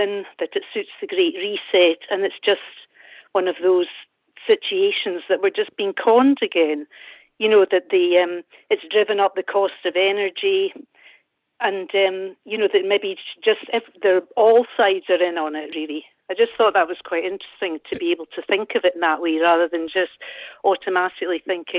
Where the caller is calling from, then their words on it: Broughty Ferry, Scotland, United Kingdom; Well, near Dundee, Broughty Ferry.